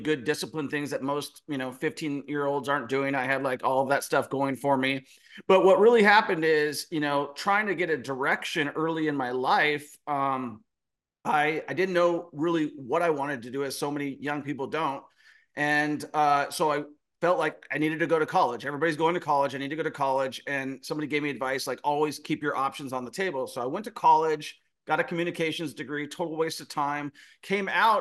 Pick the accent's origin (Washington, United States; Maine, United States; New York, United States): Washington, United States; Renton; I am from Seattle, Washington, a small town called Renton, Washington. Grew up, always had a good work ethic